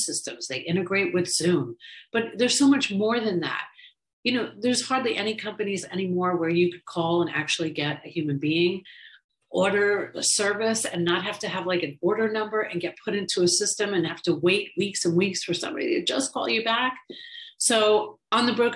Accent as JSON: {"language": "English", "region": "New York", "country": "United States", "tie": "born or raised there", "moved": "yes", "lives_now": "Florida, United States", "said": "I was raised in New York with immigrant Irish parents"}